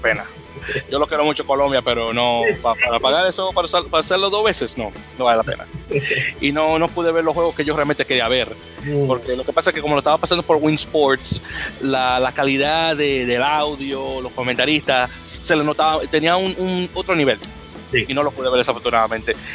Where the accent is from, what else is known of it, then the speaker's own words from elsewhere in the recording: Dominican Republic; como dominicano que soy